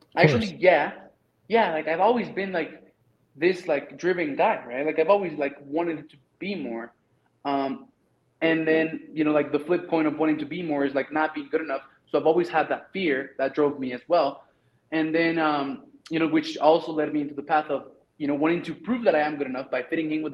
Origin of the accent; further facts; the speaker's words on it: Mexico; English is a second language; moved away as an adult; I'm from Mexico